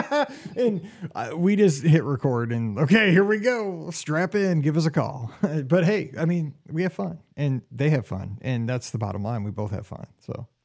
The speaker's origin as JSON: {"language": "English", "region": "Missouri", "country": "United States", "tie": "born or raised there", "said": "growing up here in Missouri"}